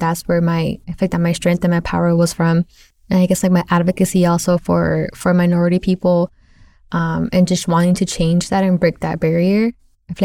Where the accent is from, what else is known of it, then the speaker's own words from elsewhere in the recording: the Valley, Texas, United States; moved away; also born or lived in Lubbock, Texas; Growing up in the Valley, it's predominantly brown people, Spanish speaking. Everywhere you go, you don't even speak English because everyone there knows Spanish. So then when I moved to Lubbock, it was like predominantly white, predominantly Caucasian.